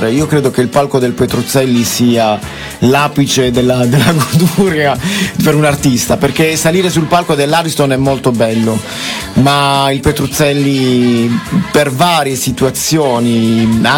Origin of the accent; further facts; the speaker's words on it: Cellamare, Apulia, Italy; io sono di Cellammare, un paesino piccolino, una piccolissima situazione molto bella, molto caratteristica, con queste case appunto basse, con, con bell'aria, con del verde ed è un luogo ideale dove crescere